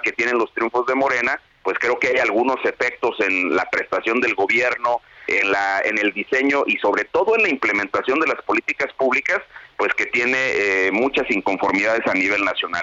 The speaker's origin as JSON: {"language": "Spanish", "country": "Mexico", "said": "como ciudadano mexicano"}